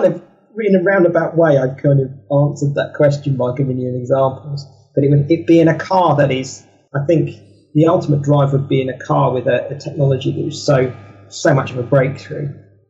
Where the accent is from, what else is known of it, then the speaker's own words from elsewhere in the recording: Kent, South East England, United Kingdom; I'm from Kent in England, and they came from the middle of Kent.